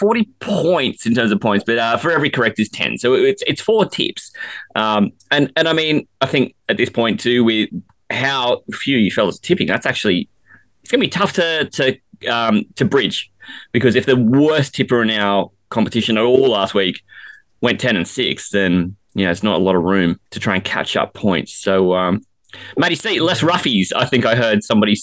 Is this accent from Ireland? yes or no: yes; Ireland; I'm Irish.